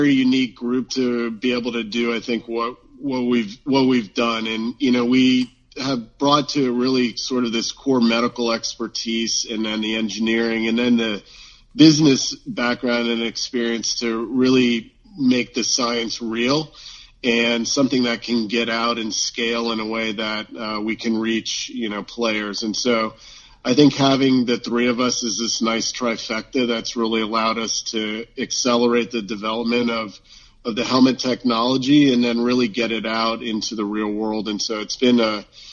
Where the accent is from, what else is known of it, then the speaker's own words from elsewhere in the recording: Florida, United States; moved away as an adult; also born or lived in Gainesville, Florida; now in Seattle, United States; I grew up in Florida, and, you know, we certainly love our football there